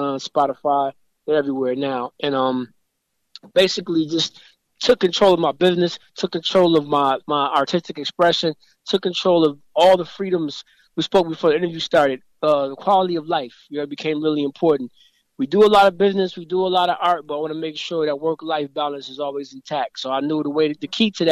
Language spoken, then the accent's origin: English; Grand Rapids, Michigan, United States; moved away as an adult; also born or lived in Atlanta; growing up in Grand Rapids